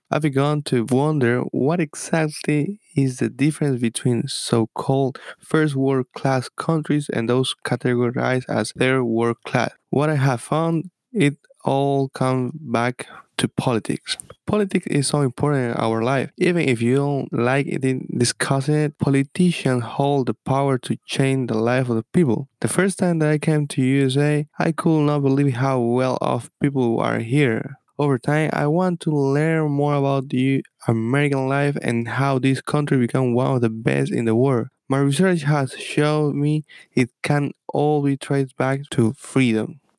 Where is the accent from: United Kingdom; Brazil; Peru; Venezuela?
Peru; English is a second language; moved away as an adult; now in United States; from my perspective as a South American guy. First of all, let me introduce myself. … I'm from Peru.